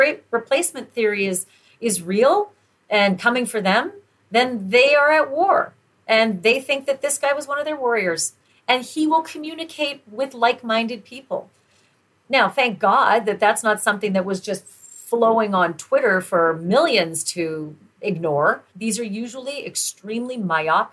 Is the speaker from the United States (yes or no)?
no; Canada; I'm Canadian